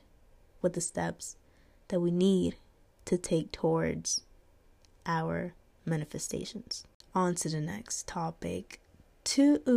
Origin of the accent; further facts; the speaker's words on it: North Carolina, United States; I was raised in North Carolina, but living here my whole life, actually.